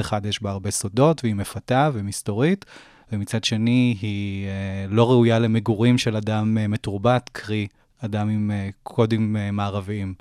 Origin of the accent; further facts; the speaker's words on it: Jerusalem, Jerusalem District, Israel; now in Jaffa, Israel; אני ירושלמי במקור